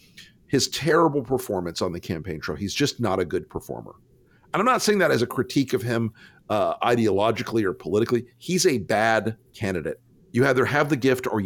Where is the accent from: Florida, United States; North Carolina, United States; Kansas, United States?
Florida, United States; Tampa; I'm from Tampa across the bay